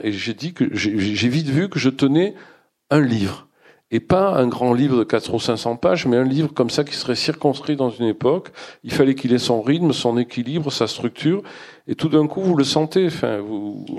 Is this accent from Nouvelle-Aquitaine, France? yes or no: yes; Bordeaux, Nouvelle-Aquitaine, France; je suis bordelais